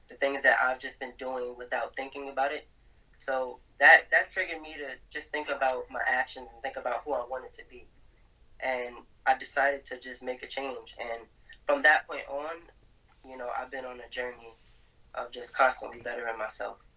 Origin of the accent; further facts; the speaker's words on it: Brooklyn, New York, United States; Brooklyn, New York. I'm 20 now. Um, I got about five siblings, I think.